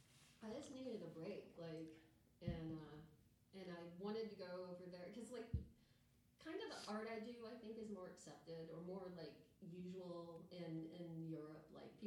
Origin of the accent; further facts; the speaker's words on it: Signal Mountain, Tennessee, United States; moved away as an adult; also born or lived in Chattanooga, Tennessee / Knoxville, Tennessee / Savannah, Georgia / Atlanta, Georgia; now in California, United States; I was born in Tennessee.